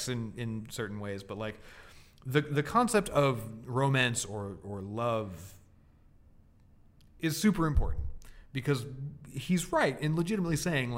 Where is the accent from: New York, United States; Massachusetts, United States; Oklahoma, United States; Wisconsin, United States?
Massachusetts, United States; moved away as an adult; also born or lived in Winchester, Massachusetts / Boston / Los Angeles; now in San Francisco, United States; I was born in Winchester, Mass. I grew up on an island off the coast of Massachusetts. I lived in Boston for many years